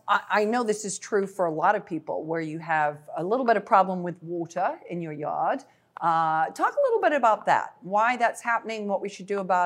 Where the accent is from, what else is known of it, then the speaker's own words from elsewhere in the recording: United Kingdom; now in Illinois, United States; I'm from Britain